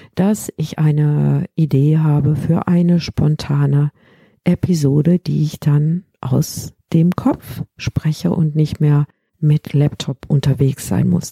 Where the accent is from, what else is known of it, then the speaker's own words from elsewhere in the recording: Rhineland, Germany; bei uns im Rheinland